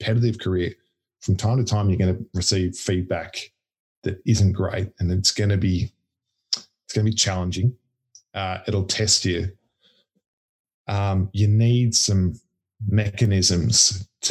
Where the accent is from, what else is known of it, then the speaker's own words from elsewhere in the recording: Melbourne, Victoria, Australia; moved away as an adult; also born or lived in Sydney; I grew up in Melbourne